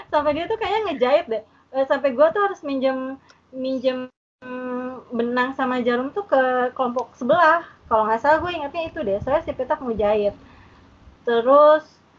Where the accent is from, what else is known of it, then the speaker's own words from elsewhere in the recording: West Java, Indonesia; dan gue tuh nyanyi karena gue orang Sunda gue nyanyi yang bahasa Sunda